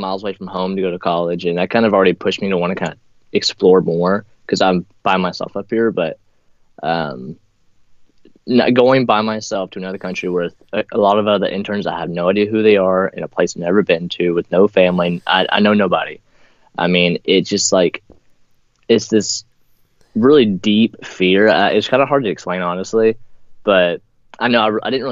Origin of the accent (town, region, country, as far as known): Pottsboro, Texas, United States; moved away as an adult